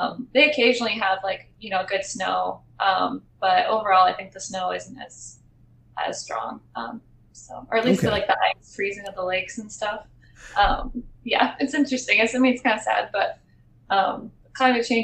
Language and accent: English; Washington, United States; also born or lived in Brooklyn, New York City; now in New York City, United States; I grew up in Washington State, very close to the Canadian border